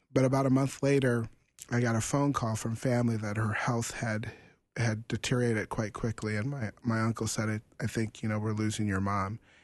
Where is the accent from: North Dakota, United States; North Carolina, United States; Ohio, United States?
North Dakota, United States; we're from North Dakota